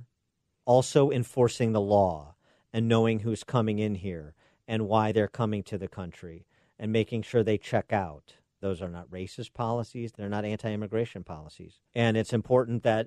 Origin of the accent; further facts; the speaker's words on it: Illinois, United States; my home state of Illinois